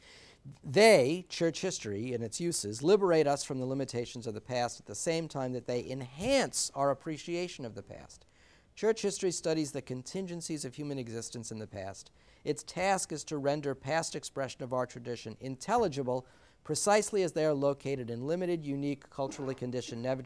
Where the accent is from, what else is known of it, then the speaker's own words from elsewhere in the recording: New York City, New York, United States; moved away; also born or lived in New Jersey; as a Sicilian, a full-blown Sicilian, my four grandparents came through Ellis Island, and I grew up in the Bronx